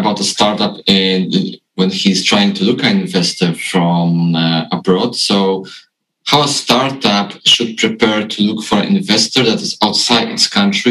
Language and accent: English; Poland; I'm from Poland.